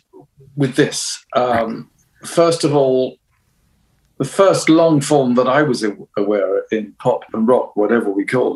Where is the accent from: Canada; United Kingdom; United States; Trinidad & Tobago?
United Kingdom; other than being British.